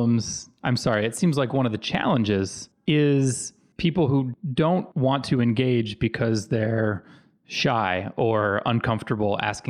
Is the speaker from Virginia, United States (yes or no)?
yes; Virginia, United States; also born or lived in Panama / Dominican Republic; I grew up in Virginia, Panama, and the Dominican Republic.